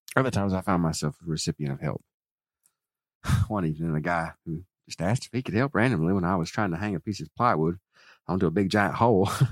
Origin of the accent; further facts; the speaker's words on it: hometown of Howard Finster, Georgia, United States; moved away; right from my hometown